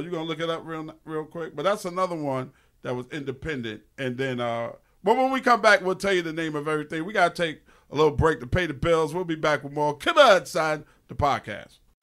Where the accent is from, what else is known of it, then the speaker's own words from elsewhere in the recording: New York, United States; I'm from New York